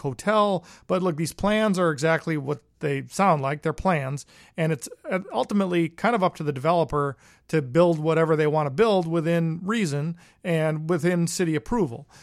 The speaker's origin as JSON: {"language": "English", "town": "Wausau", "region": "Wisconsin", "country": "United States", "tie": "born or raised there", "said": "my hometown of Wassa"}